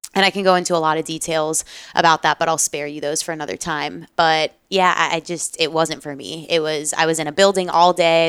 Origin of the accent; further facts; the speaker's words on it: Pembroke Pines, Florida, United States; I grew up in South Florida, born and raised in the nine five four, so Fort Lauderdale, uh, area, Pembroke Pines specifically